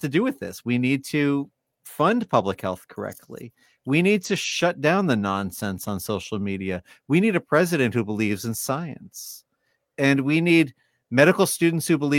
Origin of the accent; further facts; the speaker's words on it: New York, United States; moved away; I lived in New York for most of my life